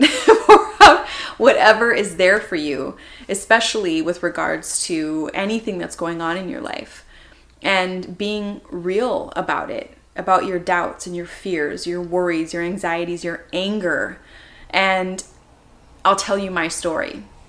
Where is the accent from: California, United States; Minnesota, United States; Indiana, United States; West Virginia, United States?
Minnesota, United States; moved away as an adult; now in Los Angeles, United States; I am born and raised in Minnesota.